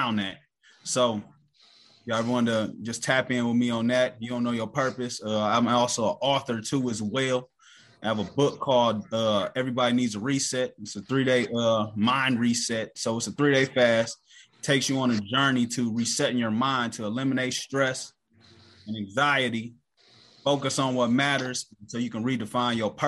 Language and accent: English; Cleveland, Ohio, United States; I'm from Cleveland, Ohio